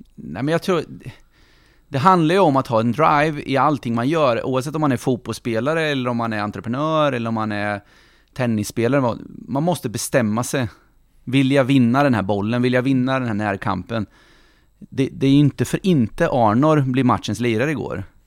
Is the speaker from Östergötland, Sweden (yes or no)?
yes; Norrköping, Östergötland, Sweden; also born or lived in Finspång; jag är född i Finspång, uppvuxen i Norrköping hela mitt liv och det här är min stad